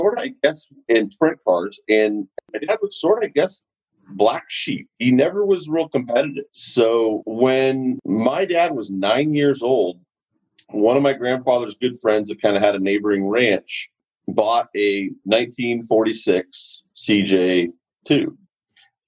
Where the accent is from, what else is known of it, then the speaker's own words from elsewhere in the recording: Danville, California, United States; also born or lived in Alamo, California; I grew up within 5 miles of where I'm sitting right now. I was born in Alamo, California. My parents lived in Danville, California